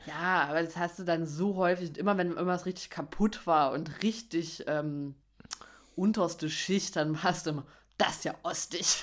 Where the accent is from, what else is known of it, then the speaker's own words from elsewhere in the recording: Dresden, Saxony, Germany; accent: Saxon; now in Berlin, Germany; Ich komme ja aus Dresden